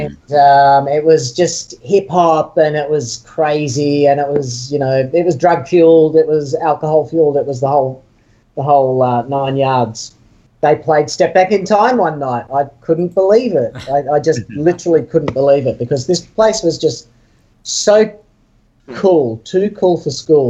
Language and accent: English; Sydney, New South Wales, Australia; I'm from Sydney, I was living in Sydney at the time.